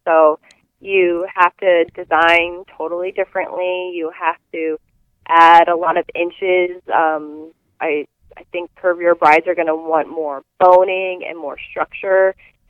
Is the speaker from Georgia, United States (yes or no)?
no; Connecticut, United States; also born or lived in Illinois, United States / England; I grew up here in Connecticut and in Illinois and in England